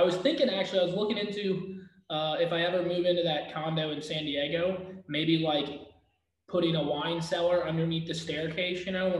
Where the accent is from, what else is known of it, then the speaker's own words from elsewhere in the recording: Japan; I grew up in Japan, so, you know, it's kind of part of the culture.